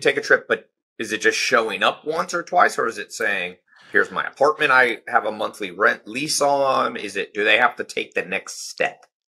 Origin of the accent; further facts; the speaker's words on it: Southern California, United States; I was born in Southern California